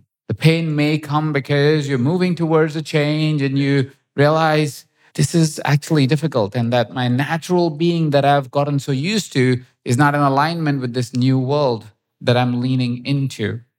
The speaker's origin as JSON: {"language": "English", "country": "India", "said": "as you may have noticed, I'm Indian. So I need spices and everything."}